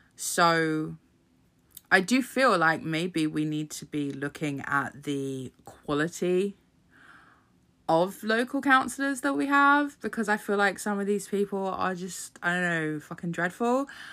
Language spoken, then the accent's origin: English; United Kingdom; my birth certificate that says I was fucking born in this country